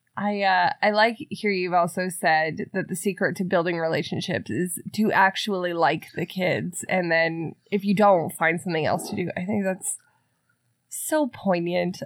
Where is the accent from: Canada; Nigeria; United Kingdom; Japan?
Canada; I'm Canadian